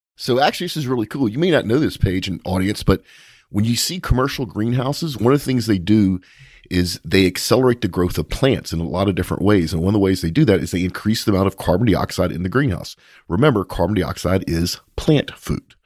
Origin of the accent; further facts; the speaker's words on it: Texas, United States; we're from Texas